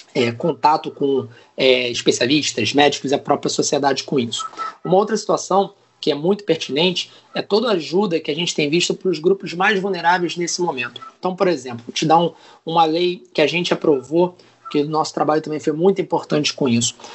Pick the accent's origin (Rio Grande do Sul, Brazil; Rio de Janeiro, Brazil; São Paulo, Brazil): Rio de Janeiro, Brazil; São Gonçalo; sou de São Gonçalo, no Rio de Janeiro